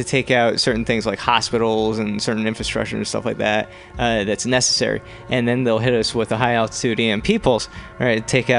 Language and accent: English; East Coast, United States; moved away; also born or lived in New York; growing up in the East Coast and having lived in New York